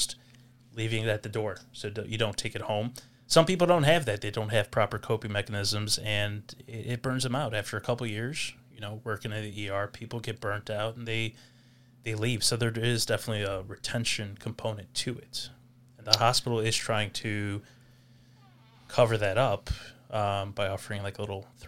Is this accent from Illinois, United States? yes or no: yes; Chicago, Illinois, United States; also born or lived in Greece; Lived in the Lincoln Square area for greater half of my youth